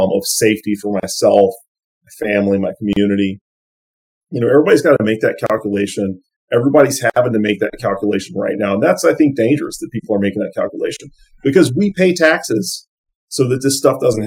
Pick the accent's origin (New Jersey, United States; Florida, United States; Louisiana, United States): Louisiana, United States; Lake Charles; my hometown of Lake Charles